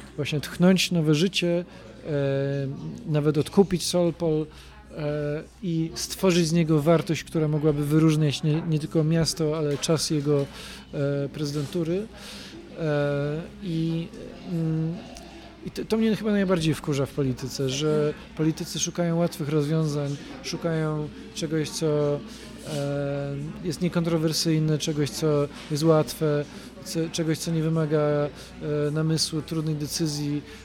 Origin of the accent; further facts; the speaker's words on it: Poznań, Greater Poland, Poland; jest to taka moja mała ojczyzna